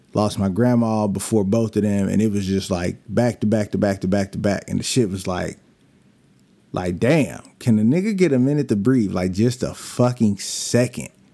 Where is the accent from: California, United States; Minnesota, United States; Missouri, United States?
California, United States; Bakersfield; moved away; also born or lived in Lancaster, California; I'm from Bakersfield, California